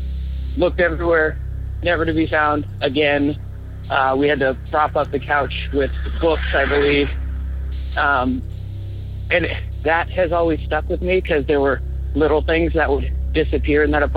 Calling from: Portland, Oregon, United States; I'm calling from Portland, Oregon.

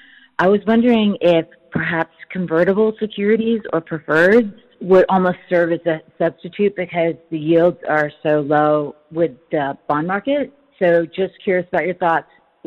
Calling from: Englewood, Colorado, United States; I'm calling from Inglewood, Colorado.

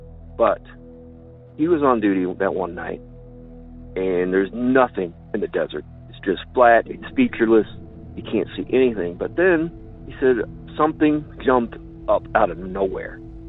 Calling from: Illinois, United States; from Land of Lincoln.

